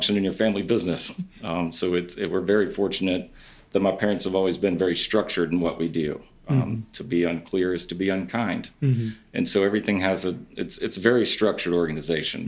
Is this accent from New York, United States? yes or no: no; North Carolina, United States; they would ask, where are you from? And I would say, North Carolina